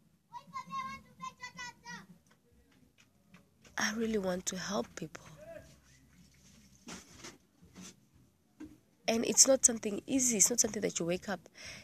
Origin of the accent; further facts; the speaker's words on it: Namibia; they made us grow in Namibia for education purposes